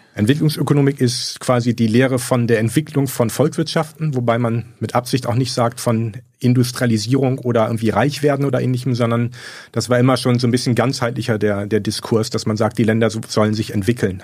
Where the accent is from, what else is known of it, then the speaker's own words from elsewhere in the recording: Bremen, Germany; moved away; also born or lived in Göttingen; Ich komme aus Bremen